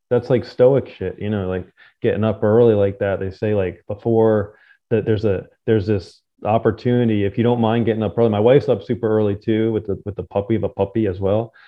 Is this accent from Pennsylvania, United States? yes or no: no; New Jersey, United States; I grew up in Jersey